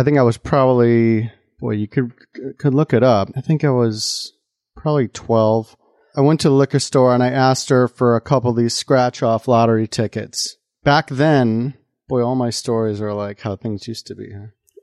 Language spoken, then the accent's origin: English; Mundelein, Illinois, United States; the town I grew up in Illinois, northern suburbs of Chicago, right near the Wisconsin border, town called Mundelein.